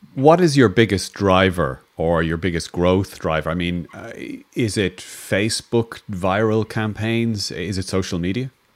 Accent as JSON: {"language": "English", "country": "Ireland", "said": "as an Irish person"}